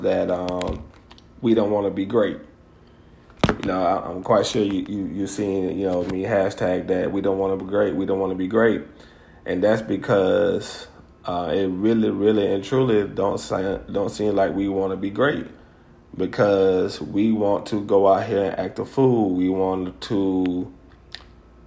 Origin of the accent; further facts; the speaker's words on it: Greenville, Alabama, United States; now in Montgomery, United States; my hometown of Greenville